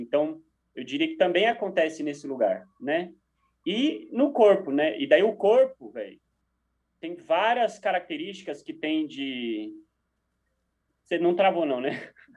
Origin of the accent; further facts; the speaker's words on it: Brazil; como brasileiros